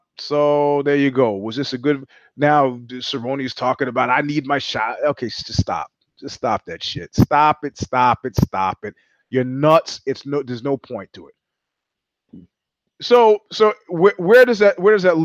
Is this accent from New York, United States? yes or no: yes; New York, United States; I'm a New Yorker